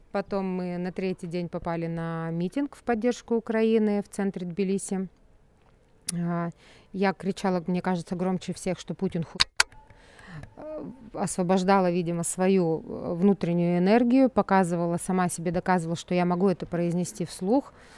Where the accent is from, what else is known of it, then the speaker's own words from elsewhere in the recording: Russia; moved away as an adult; now in Tbilisi, Georgia; я русская, я родилась в России, всю жизнь прожила в России